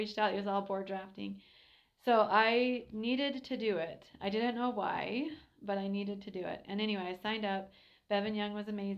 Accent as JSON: {"language": "English", "town": "Helper", "region": "Utah", "country": "United States", "tie": "born or raised there", "said": "I'm a local kid. I grew up in Helper and went to Sally Morrow, Helper Junior High, Carbon High"}